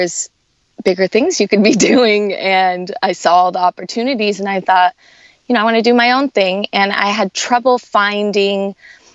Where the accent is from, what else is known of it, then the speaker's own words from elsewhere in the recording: Tucson, Arizona, United States; also born or lived in Los Angeles, California / New York; I was born in Los Angeles. When I was 8, we moved to Arizona, to Tucson, which is a big college town. University of Arizona is there. So I grew up there, went through high school there